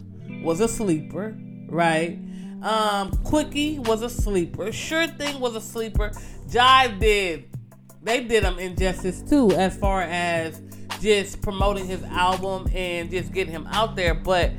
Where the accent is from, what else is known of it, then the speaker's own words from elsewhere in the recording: Nigeria; I'm Nigerian, you know, always repping the green and white, so I love to see it.